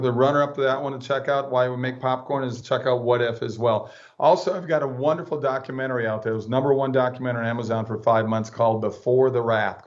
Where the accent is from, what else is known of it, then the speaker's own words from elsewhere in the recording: Minnesota, United States; I grew up in Minnesota where my parents were Walter Mondale, Hubert Humphrey Democrats